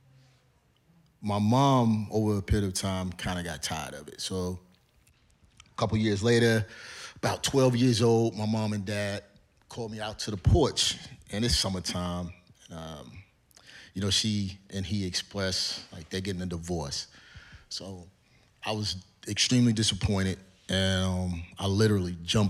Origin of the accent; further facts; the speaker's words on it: Cleveland, Ohio, United States; moved away as an adult; now in Georgia, United States; I grew up in Cleveland. I'm on the east side, in the inner city